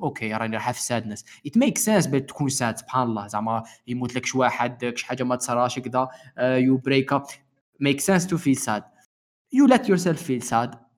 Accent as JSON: {"language": "Arabic", "country": "Algeria", "tie": "born or raised there", "also_born_or_lived": "Beirut, Lebanon", "moved": "as an adult", "said": "زدت في الجزائر كبرت في الجزائر"}